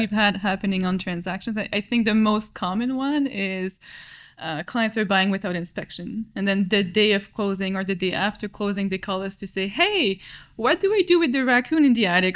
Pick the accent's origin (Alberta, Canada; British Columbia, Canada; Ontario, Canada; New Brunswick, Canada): New Brunswick, Canada; moved away as an adult; also born or lived in Halifax, Nova Scotia; now in Ottawa, Canada; I moved to Ottawa from New Brunswick